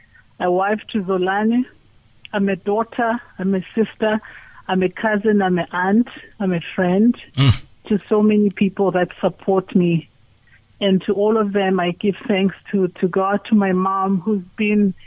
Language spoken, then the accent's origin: English; Mpumalanga, South Africa; moved away as an adult; also born or lived in Durban, KwaZulu-Natal; I was born in Mpumalanga, Engodini, Namaporo